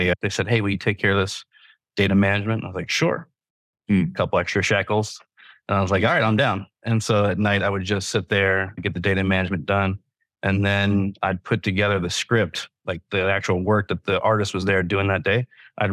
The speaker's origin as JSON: {"language": "English", "country": "United States", "also_born_or_lived": "New York City", "moved": "as an adult", "said": "I'm originally from Virginia, North Carolina area"}